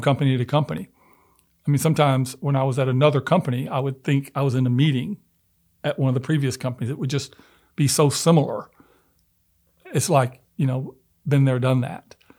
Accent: Memphis, Tennessee, United States; I'm originally from Memphis and although I wasn't born there, but I grew up in the South

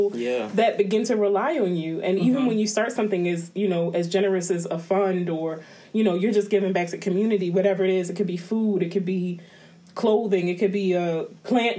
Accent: New York City, New York, United States; moved away; I'm originally from the Bronx

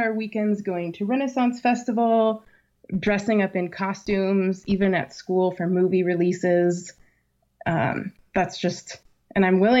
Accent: Virginia, United States; Well, I did some growing up in Virginia, and I had a nanny with a thick Southern accent.

